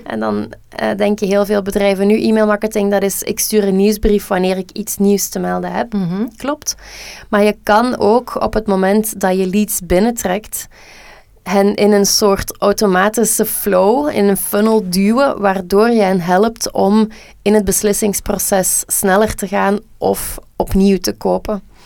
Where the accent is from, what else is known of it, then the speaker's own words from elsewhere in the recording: Flanders, Belgium; wij als Vlamingen